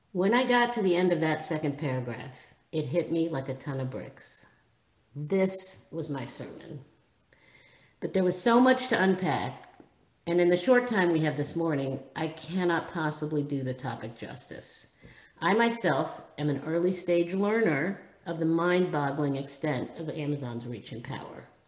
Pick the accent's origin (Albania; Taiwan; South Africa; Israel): Israel; moved away; Having been born and raised in Israel